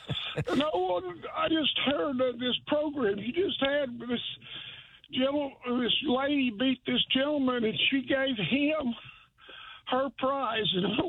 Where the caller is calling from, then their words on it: Chelsea, Oklahoma, United States; I'm calling from up at Chelsea.